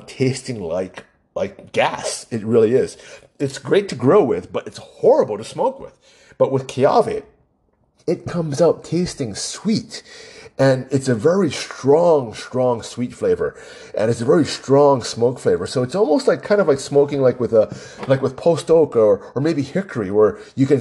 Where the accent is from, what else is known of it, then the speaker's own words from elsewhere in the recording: Hawaii, United States; I was born and raised in Hawaii